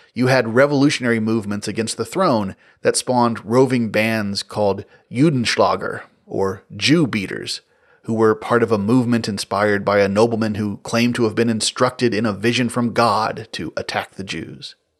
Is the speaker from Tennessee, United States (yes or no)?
yes; West Tennessee, United States; growing up in West Tennessee